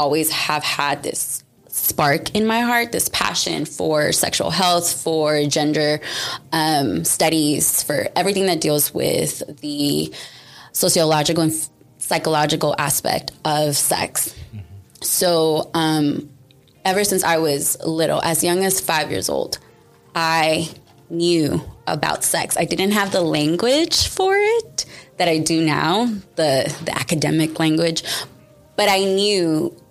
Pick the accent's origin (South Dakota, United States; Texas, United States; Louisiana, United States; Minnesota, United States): Texas, United States; Houston; I was born and raised in Houston, Texas